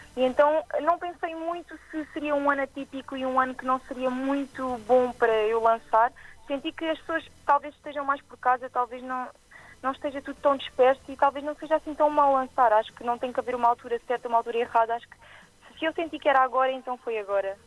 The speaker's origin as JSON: {"language": "Portuguese", "region": "Alentejo", "country": "Portugal", "accent": "Alentejano", "said": "de todas as origens que tenho alentejanas, como podem ver pelo, minha, pelo meu sotaque"}